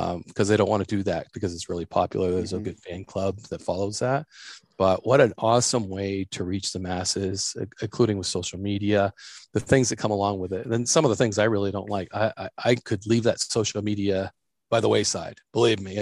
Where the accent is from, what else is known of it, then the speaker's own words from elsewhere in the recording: New Hampshire, United States; I ended up getting a job in New Hampshire, my home state